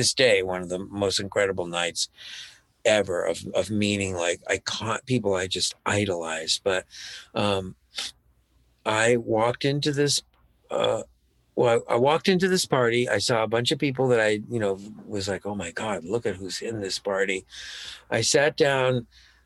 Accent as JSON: {"language": "English", "region": "Florida", "country": "United States", "also_born_or_lived": "Peekskill, New York", "moved": "yes", "said": "I was from Florida"}